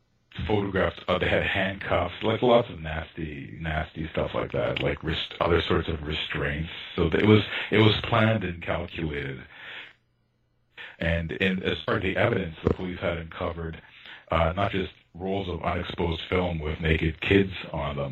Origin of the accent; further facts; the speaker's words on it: Toronto, Ontario, Canada; I grew up in North Toronto, quite far from downtown.